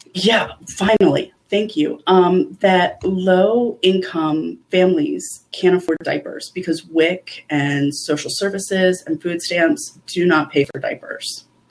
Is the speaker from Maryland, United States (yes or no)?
yes; Eastern Shore of Maryland, United States; accent: Eastern Shore dialect; moved away; where I grew up on the Eastern Shore of Maryland.